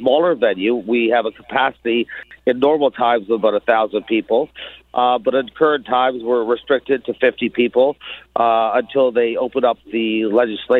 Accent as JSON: {"language": "English", "town": "Toronto", "region": "Ontario", "country": "Canada", "tie": "born or raised there", "said": "growing up on Yonge Street myself"}